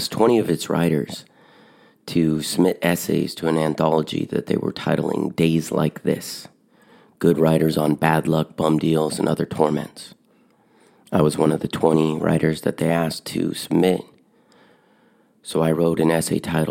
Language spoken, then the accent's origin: English; Eugene, Oregon, United States; my hometown, Eugene, Oregon